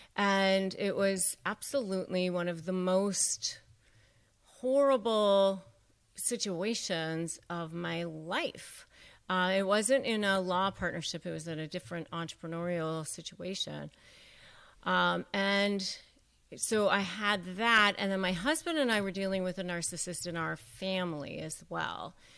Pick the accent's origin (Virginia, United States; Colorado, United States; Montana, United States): Virginia, United States; McLean; growing up outside of Washington, D C and McLean, Virginia